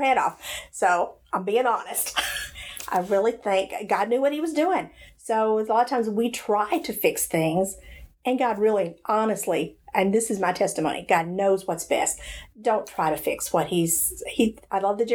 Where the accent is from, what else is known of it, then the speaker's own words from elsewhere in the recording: Hendersonville, Tennessee, United States; I grew up in Hendersonville, Tennessee, not far